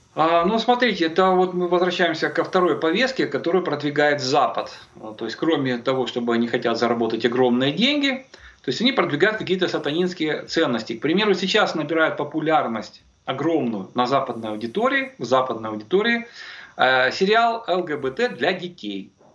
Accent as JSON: {"language": "Russian", "region": "Kyiv", "country": "Ukraine", "tie": "born or raised there", "said": "как коренного киевлянина"}